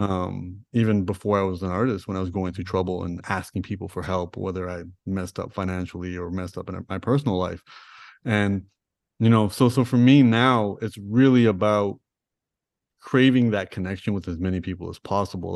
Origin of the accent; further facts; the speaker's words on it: Toronto, Ontario, Canada; I grew up in Toronto, I grew up in Rexdale